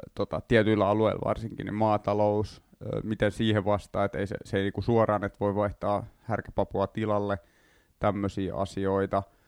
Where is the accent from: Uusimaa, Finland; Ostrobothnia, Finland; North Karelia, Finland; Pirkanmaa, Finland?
Uusimaa, Finland; Vantaa; also born or lived in Helsinki; Tai itse asiassa mä oon syntyperäinen helsinkiläinen, mutta kasvanut Vantaalla